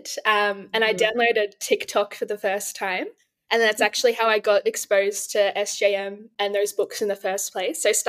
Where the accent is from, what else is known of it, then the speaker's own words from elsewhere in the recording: Australia; I'm from Australia